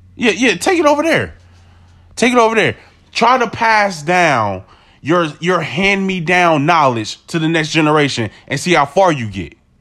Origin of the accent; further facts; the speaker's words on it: United States; I'm an American